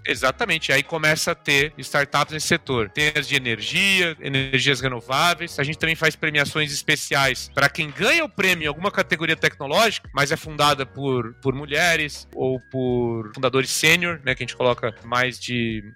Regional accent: São Paulo, Brazil; Sou de São Paulo

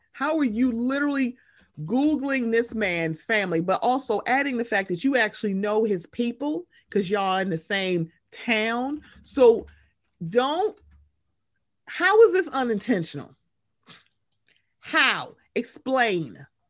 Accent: Moncks Corner, South Carolina, United States; especially his family in my hometown of Monk's Corner, South Carolina.

